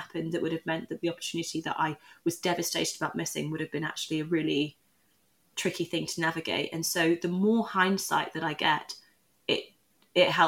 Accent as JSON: {"language": "English", "town": "Newcastle upon Tyne", "region": "North East England", "country": "United Kingdom", "tie": "born or raised there", "said": "I also was a mixed race girl growing up in Newcastle at a time where I was the only mixed race person in my class"}